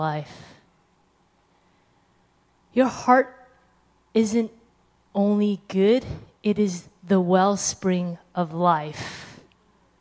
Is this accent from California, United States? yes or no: yes; California, United States; I'm from California